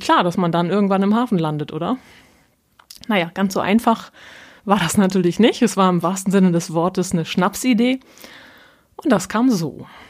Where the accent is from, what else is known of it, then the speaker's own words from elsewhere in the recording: North Frisia, Schleswig-Holstein, Germany; accent: nordischer Slang; now in Hamburg, Germany; Ich bin von Haus aus Nordfriesen, also waschechtes Nordlicht